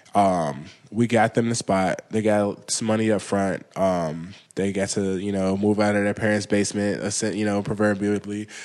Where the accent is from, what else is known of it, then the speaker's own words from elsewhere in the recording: Chicago, Illinois, United States; moved away as an adult; also born or lived in Los Angeles; now in New York, United States; I'm from Chicago